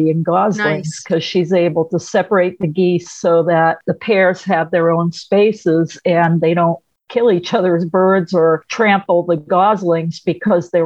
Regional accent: Rhode Island, United States; I'm from Rhode Island

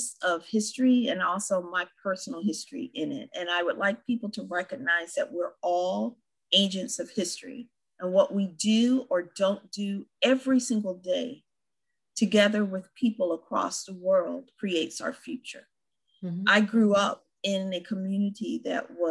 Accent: California, United States; as a Californian

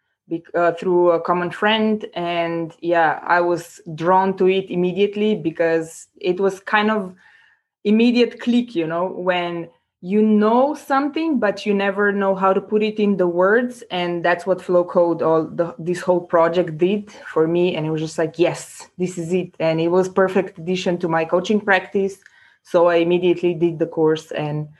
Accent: Slovenia; now in Prague, Czech Republic; I come originally from Slovenia. Currently, I'm located in Prague

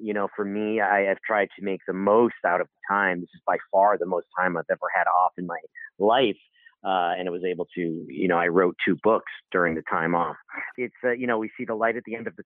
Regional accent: Guilford, Connecticut, United States; I'm from Connecticut, a small town in Connecticut called Guilford

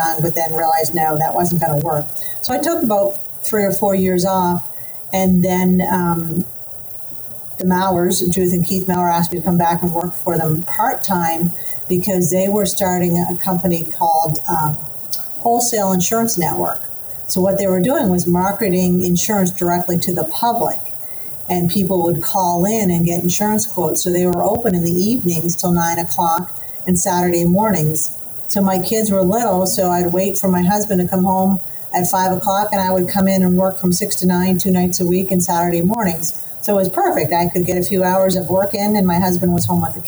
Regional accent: Nova Scotia, Canada; moved away as an adult; now in Tampa, United States; I grew up in Nova Scotia, so my family's all still in Nova Scotia

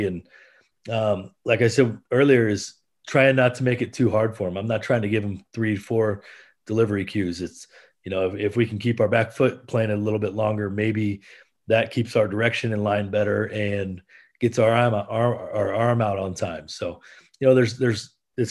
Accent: Iowa, United States; I'm originally from Iowa

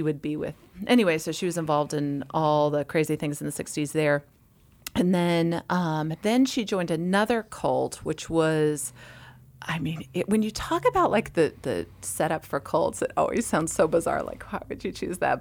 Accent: Massachusetts, United States; I'm from Massachusetts, so in public school in Massachusetts in the winter

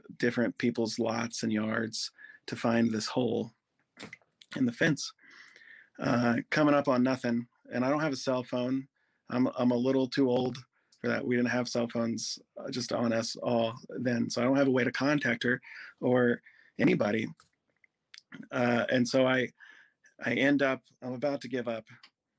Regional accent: Goshen, Ohio, United States; I grew up in Goshen, Ohio

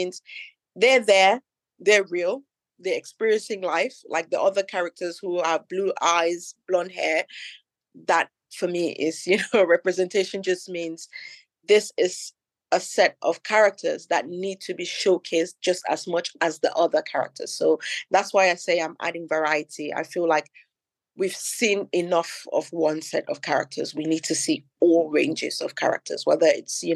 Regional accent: Cameroon; now in London, United Kingdom; I'm from Cameroon. I grew up there. So obviously I went to primary school in Cameroon. I went to secondary school in Cameroon as well.

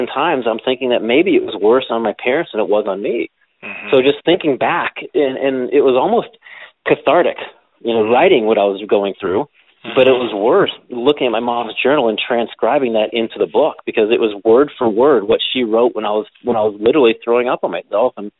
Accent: Willard, Ohio, United States; being a teenager growing up in Willard, Ohio.

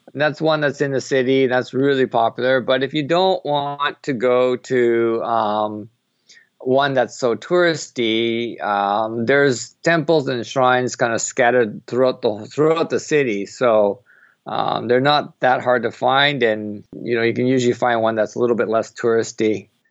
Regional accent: Canada; also born or lived in Japan / Bangkok, Thailand; now in Tokyo, Japan; I'm originally from Canada

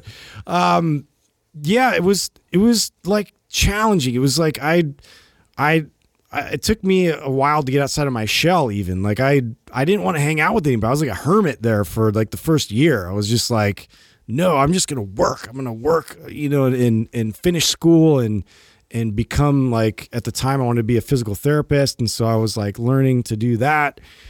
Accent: California, United States; we're like from California and like there's no real weather concerns here.

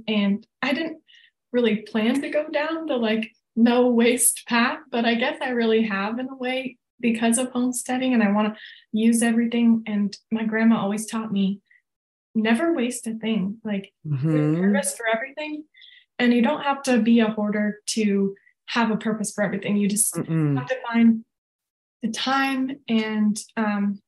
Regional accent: Vermont, United States; now in Colorado, United States; I'm from Vermont

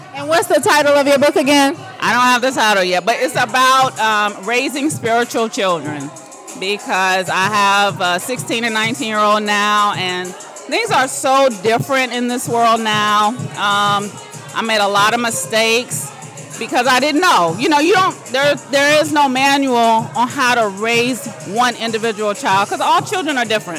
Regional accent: Fayetteville, North Carolina, United States; now in Apex, United States; originally from Fayetteville, North Carolina. I currently live in Apex

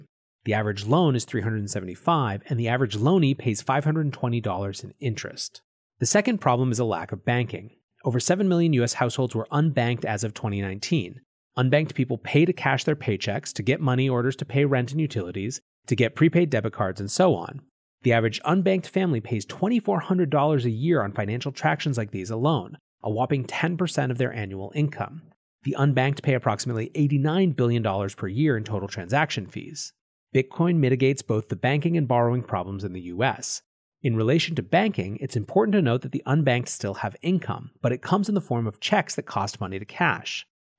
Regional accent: United States; including the US, my home country.

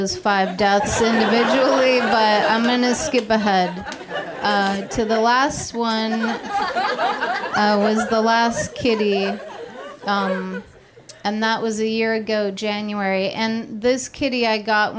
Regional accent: California, United States; moved away as an adult; also born or lived in Austin, Texas; I'm from California, but I've moved to Austin, Texas a few times.

